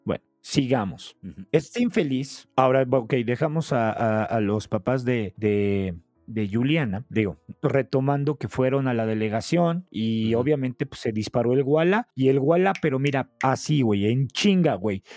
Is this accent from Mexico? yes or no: yes; Mexico; nuestra forma mexicana